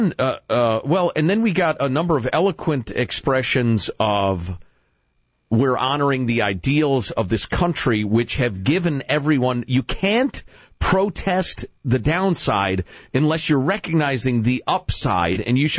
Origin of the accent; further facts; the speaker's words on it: Chicago, Illinois, United States; I am from Chicago, not Louisiana